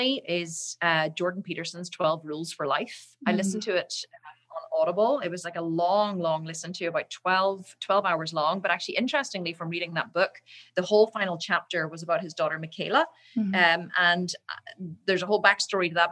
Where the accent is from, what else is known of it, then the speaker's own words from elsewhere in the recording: Islandmagee, Northern Ireland, United Kingdom; now in Belfast, United Kingdom; I grew up in a little, tiny little village called Island Magee, which is in the north of Ireland